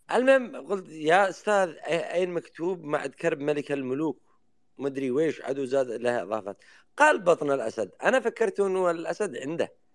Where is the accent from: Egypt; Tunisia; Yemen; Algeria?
Yemen; عندنا باليمن